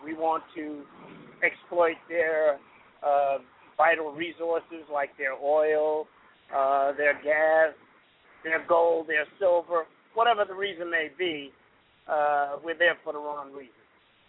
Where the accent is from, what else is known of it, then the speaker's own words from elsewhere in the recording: New York City, New York, United States; I grew up in the Bronx in a one-bedroom apartment with seven kids.